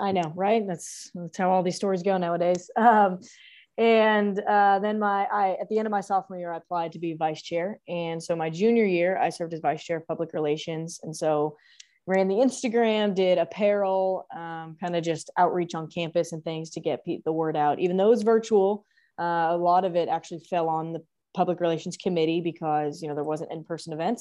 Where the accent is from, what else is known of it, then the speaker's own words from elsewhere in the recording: The Woodlands, Texas, United States; moved away as an adult; now in Norman, Oklahoma, United States; I'm originally from the Woodlands, Texas. So obviously we went to high school together. Um, and so I, um, lived there for eighteen years